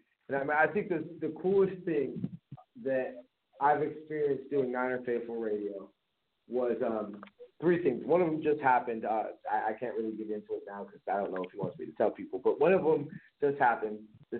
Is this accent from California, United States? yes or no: yes; Bay Area, California, United States; I grew up in the Bay Area. So, I mean, my family's not from here.